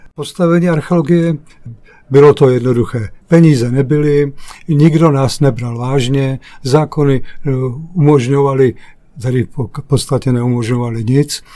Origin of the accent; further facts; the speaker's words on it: Jaroměř, Hradec Králové Region, Czechia; Já jsem východočech z Jaroměře